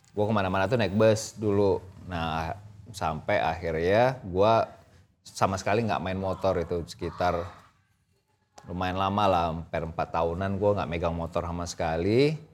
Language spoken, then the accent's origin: Indonesian; Riau, Indonesia; born there; gua kan lahir kan di Riau di kota kecil yang which is Eh, mostly itu kita semua di sana naik motor dibanding naik mobil.